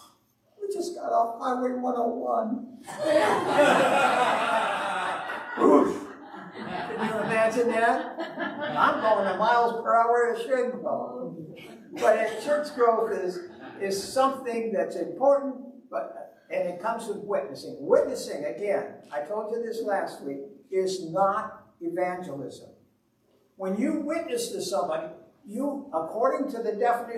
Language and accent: English; Owosso, Michigan, United States; We're from Owosso, which is a town of about 14,000 people